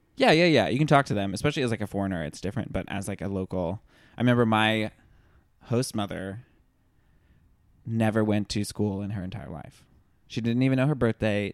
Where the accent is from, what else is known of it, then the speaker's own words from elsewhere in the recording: the South, United States; growing up in the South